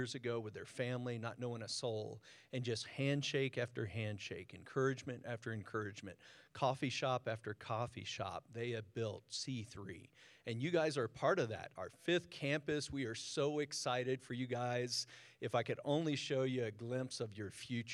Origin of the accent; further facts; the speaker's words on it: Newport News, Virginia, United States; now in San Diego, United States; I was born and raised in Virginia